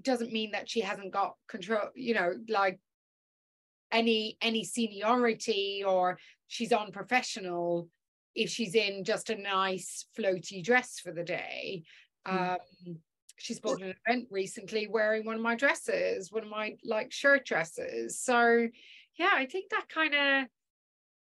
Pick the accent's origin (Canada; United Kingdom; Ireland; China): Ireland; I'm Irish